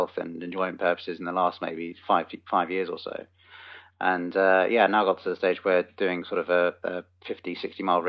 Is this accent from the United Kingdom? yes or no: yes; New Forest, South East England, United Kingdom; just a local guy, born and raised in the New Forest.